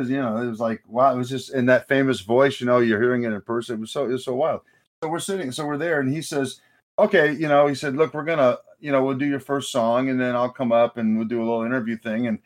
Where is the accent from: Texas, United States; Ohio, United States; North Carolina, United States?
Ohio, United States; Akron; because we're, we're from Akron